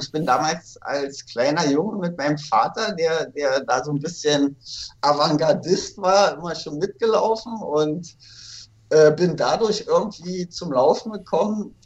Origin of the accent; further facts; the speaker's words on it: Berlin, Germany; in Berlin, wo ich aufgewachsen bin